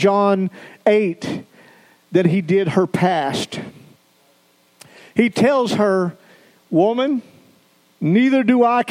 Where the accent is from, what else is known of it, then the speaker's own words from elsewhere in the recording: the South, United States; moved away as an adult; also born or lived in Idaho; we came from the South. We had our culture in the South